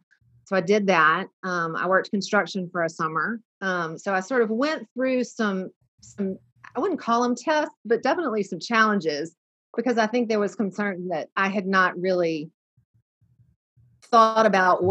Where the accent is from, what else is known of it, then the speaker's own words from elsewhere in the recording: Birmingham, Alabama, United States; also born or lived in New York / Ridgewood, New Jersey; we grew up here in Birmingham. I grew up here in Birmingham. My parents grew up in Birmingham. We have been here forever.